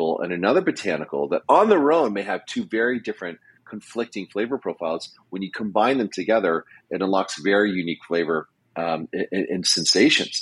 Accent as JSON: {"language": "English", "country": "United States", "said": "I'm an American"}